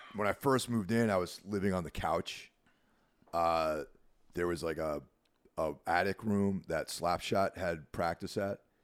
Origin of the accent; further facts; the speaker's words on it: New York, United States; moved away as an adult; now in New Jersey, United States; I consider myself a New Yorker 'cause I was born in New York. Not, not in the city, but in the state, and spent most of my life living there